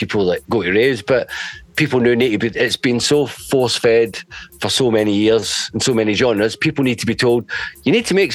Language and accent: English; Glasgow, Scotland, United Kingdom; I'm from Glasgow